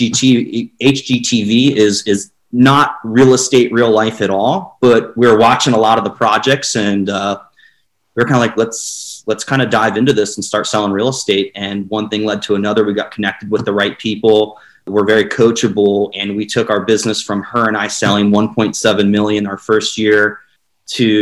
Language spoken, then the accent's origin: English; Lancaster County, Pennsylvania, United States; born or raised there; moved away as an adult; now in St. Augustine, United States